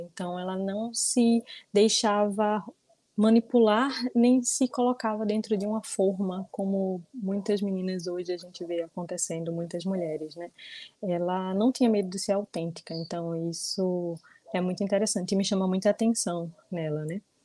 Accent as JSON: {"language": "Portuguese", "town": "Olinda", "region": "Pernambuco", "country": "Brazil", "tie": "born or raised there", "said": "eu sou aqui de Olinda, Pernambuco, natural de Olinda mesmo"}